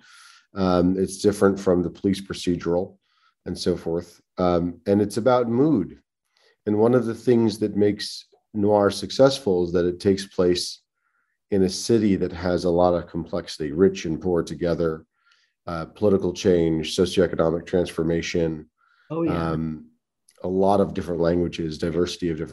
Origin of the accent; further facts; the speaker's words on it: New York, United States; also born or lived in Israel; now in Palo Alto, United States; we live in California. I'm from New York.